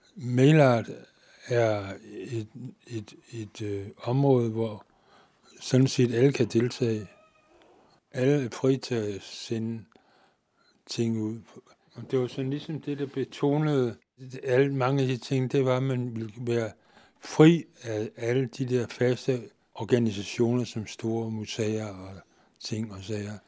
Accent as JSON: {"language": "Danish", "town": "Nakskov", "region": "Zealand", "country": "Denmark", "said": "jeg kommer ned fra Naksko"}